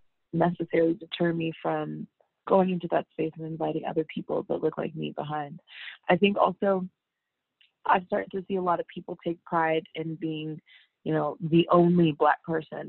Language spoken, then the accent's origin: English; Bay Area, California, United States; I'm from the Bay Area